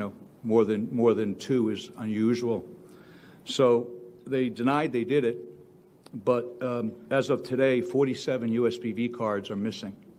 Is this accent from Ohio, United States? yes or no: no; Delaware County, Pennsylvania, United States; I'm from Delaware County.